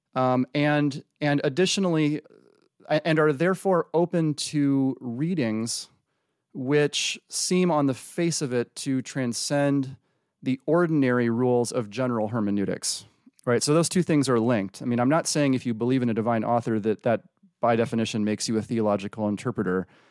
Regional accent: Freeport, Illinois, United States; moved away; I was raised in the Midwest, um, Freeport, Illinois

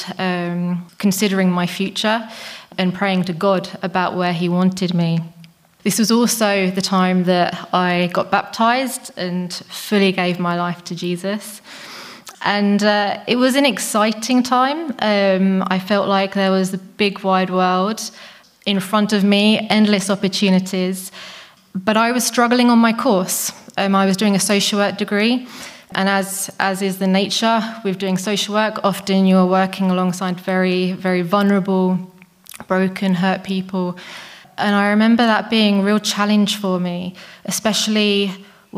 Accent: England, United Kingdom; moved away as an adult; now in Czech Republic; I'm English

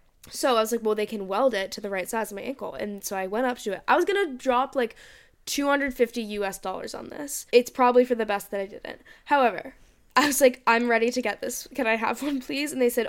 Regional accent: Boston, Massachusetts, United States; Like, where are you from? And please. I was like, Boston.

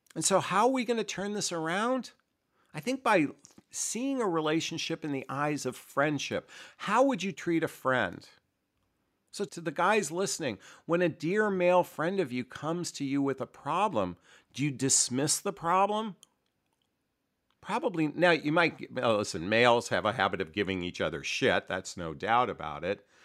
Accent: United States; I was born and raised here in the United States

